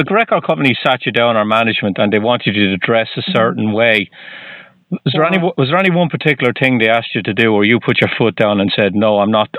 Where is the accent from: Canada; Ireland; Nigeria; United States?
Ireland; I'm Irish.